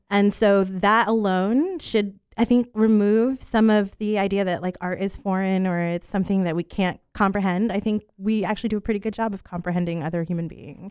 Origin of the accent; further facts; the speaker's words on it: Poinciana, Florida, United States; also born or lived in New York; I was born in New York, and we lived in Poinciana until I was about fifteen years old